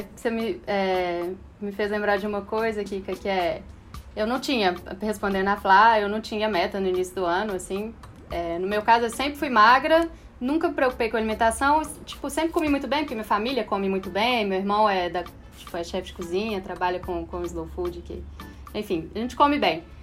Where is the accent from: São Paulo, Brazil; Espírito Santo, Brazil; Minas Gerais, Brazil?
Minas Gerais, Brazil; E eu sou mineira, minha família tem uma coisa de comer